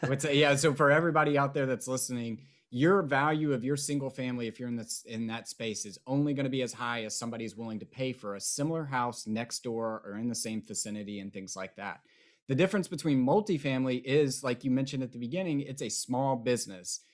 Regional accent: East Tennessee, United States; also born or lived in Nashville, Tennessee / Austin, Texas; being from East Tennessee and growing up in East Tennessee and living in Nashville for so long

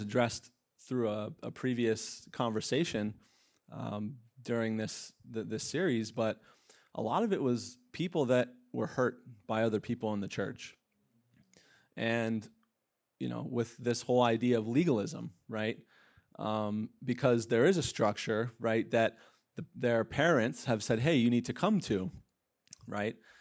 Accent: Pennsylvania, United States; moved away; I'm from Pennsylvania

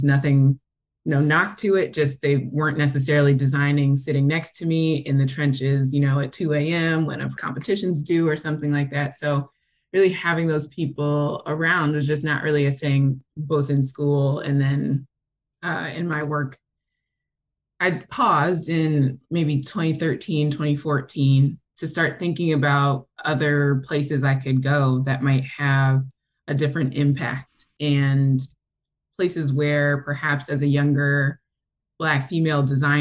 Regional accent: New Jersey, United States; moved away as an adult; also born or lived in Atlanta, Georgia / Westchester, New York / New Rochelle, New York / New York City; now in Detroit, United States; technically I'm from Atlanta, but I moved to New Jersey when I was 8 or 9.

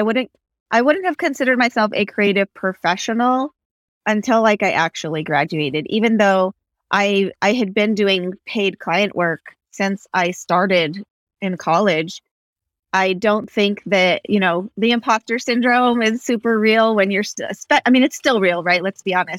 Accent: Santa Fe, New Mexico, United States; I grew up around Santa Fe

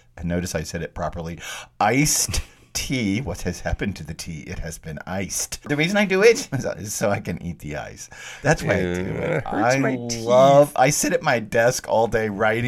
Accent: the South, United States; I am from the South

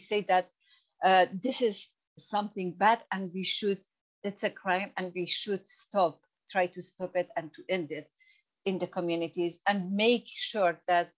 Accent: Iran; English is a second language; now in United Kingdom; Women like myself, I came from Iran and I had no any rights there.

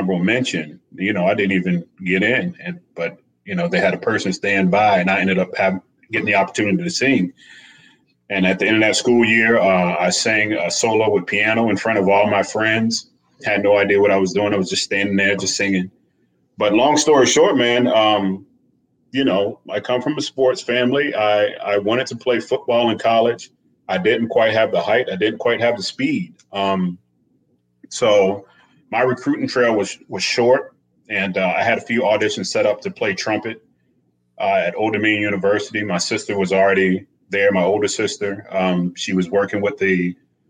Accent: Eastern Shore of Virginia, United States; moved away; I'm a country boy at heart. I'm from the Eastern Shore of Virginia

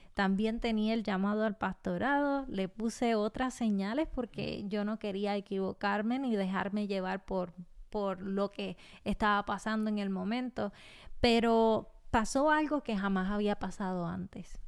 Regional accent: Puerto Rico; nacida y criada en Puerto Rico

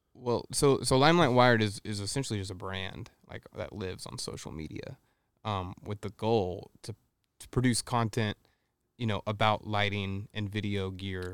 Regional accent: Texas, United States; I grew up in Texas and my mom played the piano in the church

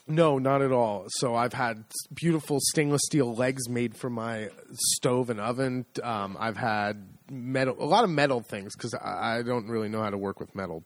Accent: United States; accent: American; now in Le Marche, Italy; my horrible American accent

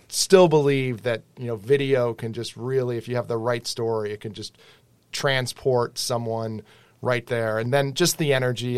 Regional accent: Western Massachusetts, United States; moved away as an adult; now in Boston, United States; I grew up in Western Mass.

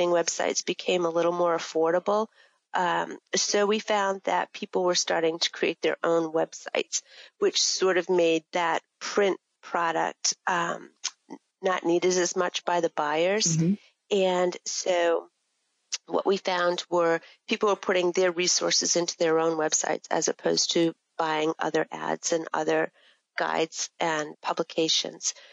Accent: Maine, United States; I was born and raised in Maine. I haven't gone very far since then. I was brought up on a farm in central Maine

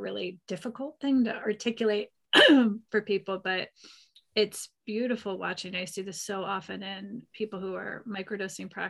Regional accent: Pennsylvania, United States; now in Northern California, United States; I grew up in Pennsylvania

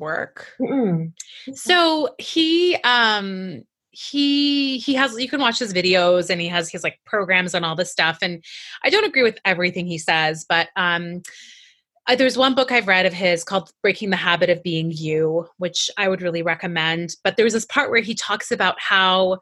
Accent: Iran; moved away; also born or lived in Canada; I grew up in Iran and I was raised during the war and my family immigrated to Canada

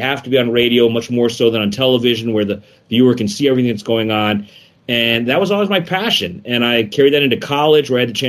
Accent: South Florida, United States; also born or lived in Boston / Chicago; when I grew up in South Florida, before the Marlins even existed

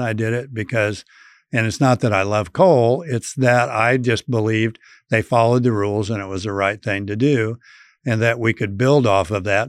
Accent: Colby, Kansas, United States; my hometown of Colby

